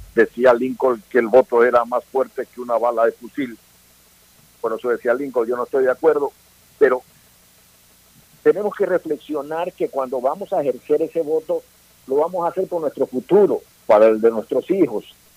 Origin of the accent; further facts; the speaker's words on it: Ecuador; como ecuatorianos